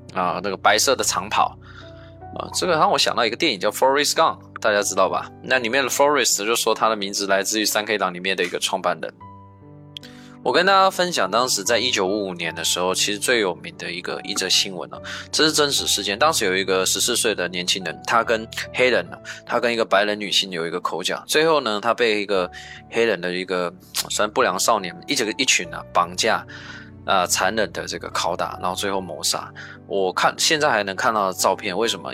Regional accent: China; 我们亚洲，我们中国人也有去盖铁路啊

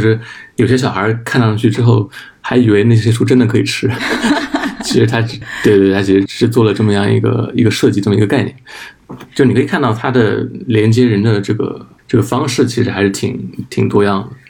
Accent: Anhui, China; 我是安徽人

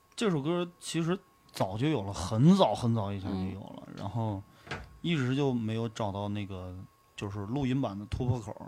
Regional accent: Hailar, Inner Mongolia, China; 一米河，呃，是我老家的一条河嘛，就是嗯。那个呼伦贝尔海拉尔

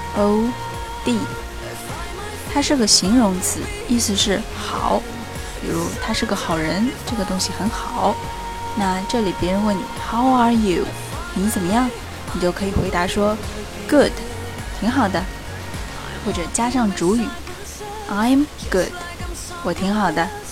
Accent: China; 我们中国人见面讲的“你吃了吗？”

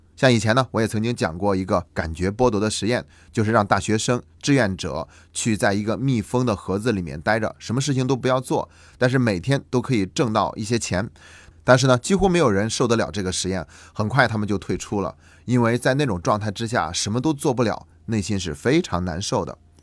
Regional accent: China; 对于我们中国人来说

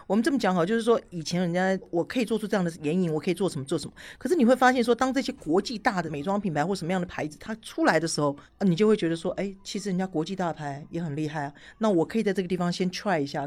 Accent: Taiwan; moved away; 我是台湾人

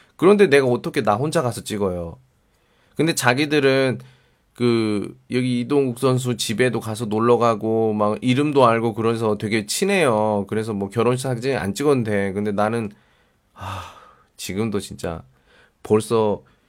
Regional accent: Daejeon, South Korea; moved away; 제가 대전 사람이잖아요.

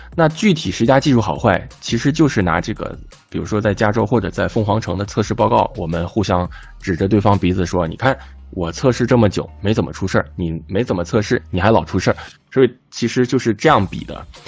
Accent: Tianjin, China; 我自己作为一个天津人

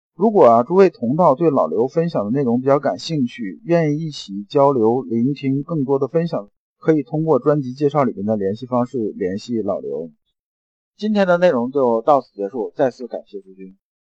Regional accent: China; 我们中国人

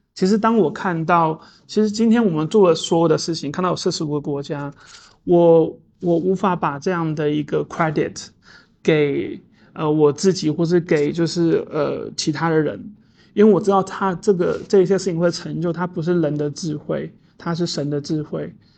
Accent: Taipei, Taiwan; 我在都市住惯了，我是一个城，城，因为我是一个，我台北长大的小孩。我其实是因为我在台北长大

